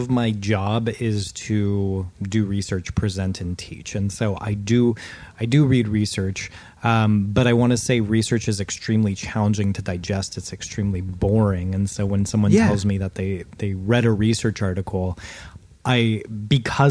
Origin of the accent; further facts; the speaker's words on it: United States; I'm an American